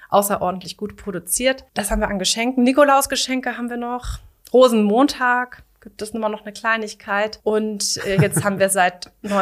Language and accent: German; Lower Saxony, Germany; Ähm, der Schritt ist einfach so zurück in die Heimat. Ich komme hier aus der Gegend von Hannover